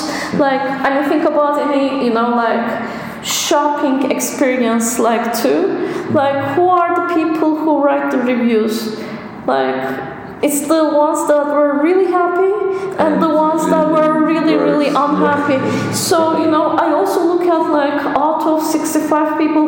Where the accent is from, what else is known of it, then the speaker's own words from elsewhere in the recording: Istanbul, Turkey; moved away; I'm from Istanbul